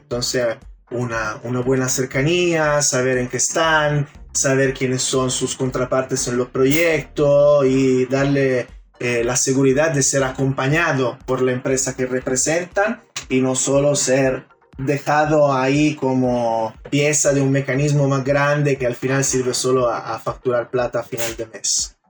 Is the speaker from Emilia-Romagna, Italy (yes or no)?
no; Turin, Piedmont, Italy; now in Chile; yo soy de Turín